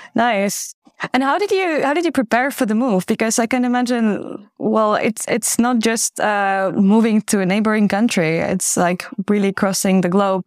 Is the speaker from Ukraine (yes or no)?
yes; Ukraine; moved away as an adult; now in Netherlands; an expat from Ukraine who's been living in the Netherlands for over seven years